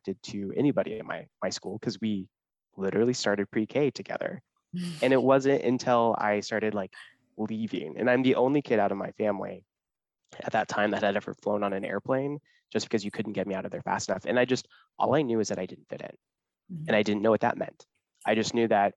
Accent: Kansas, United States; I grew up in a super small town, super religious in Kansas.

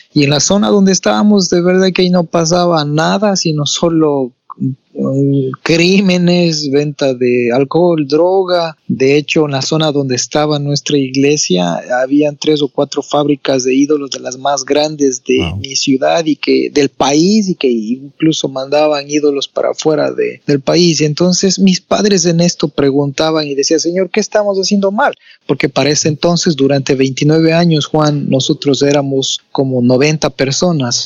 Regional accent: Ecuador; Soy de Ecuador, más no me encuentro ahora en mi país, estoy fuera del país, estoy en Boston ahora

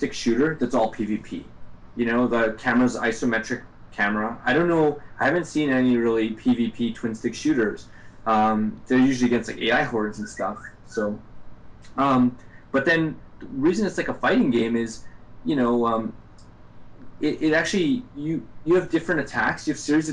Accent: Canada; I'm from Canada

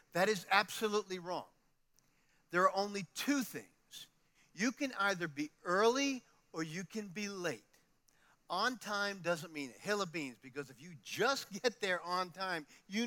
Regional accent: New York City, New York, United States; moved away; I come from New York

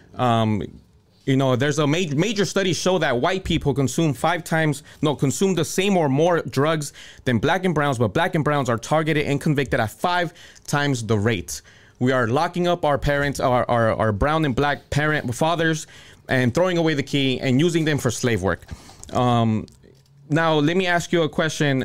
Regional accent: Cudahy, California, United States; I grew up in Southeast LA in the city of Cudahy

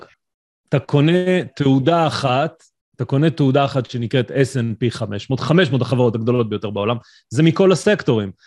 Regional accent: Israel; אנחנו ישראלים

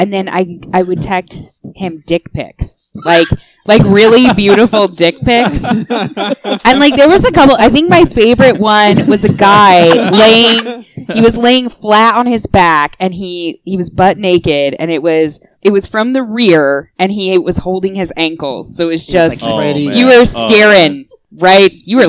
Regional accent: Oregon, United States; moved away; And I mentioned that I was from Oregon, so I have an Oregon phone number.

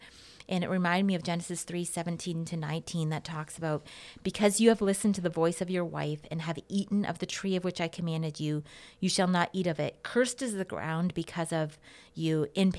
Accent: Portland, Oregon, United States; When I was growing up in Portland, Oregon, we called that the American dream.

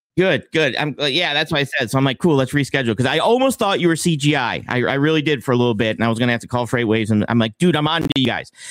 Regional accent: Buffalo, New York, United States; I'm from Buffalo, New York

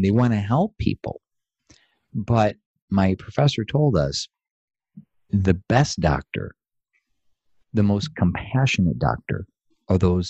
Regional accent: Atlanta, Georgia, United States; from Atlanta, Georgia

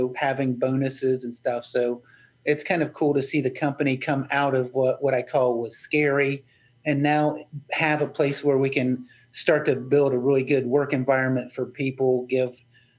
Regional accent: West Virginia, United States; I'm from West Virginia

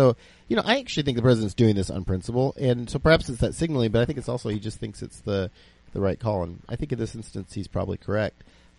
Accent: South Carolina, United States; I was born in South Carolina.

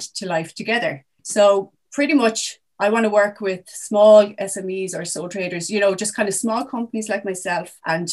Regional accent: South Kilkenny, Leinster, Ireland; I'm originally from South Kilkenny, so now back living in Kilkenny town.

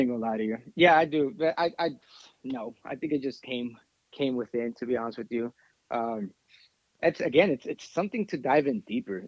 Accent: Texas, United States; we're from Texas over here.

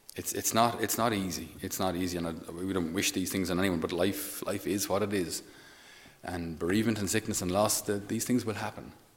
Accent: Ireland; we as Irish people

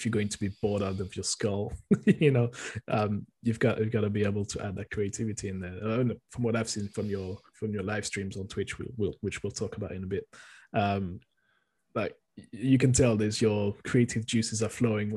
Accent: France; I'm born and raised in France

